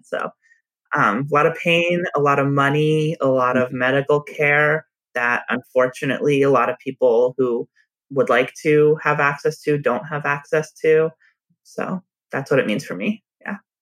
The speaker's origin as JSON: {"language": "English", "area": "a suburb of Los Angeles", "region": "California", "country": "United States", "tie": "born or raised there", "also_born_or_lived": "San Francisco", "moved": "yes", "said": "we grew up in a suburb of Los Angeles."}